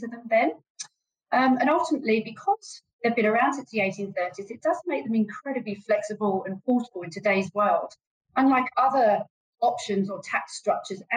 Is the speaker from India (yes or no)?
no; United Kingdom; moved away as an adult; also born or lived in London; now in Australia; you can probably tell from my accent, I'm from the UK and came over to Australia, gosh, it was about 2010